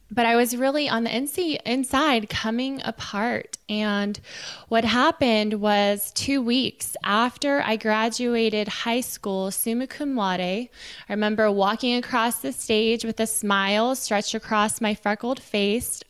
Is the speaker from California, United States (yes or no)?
yes; Silicon Valley, California, United States; I was raised in Silicon Valley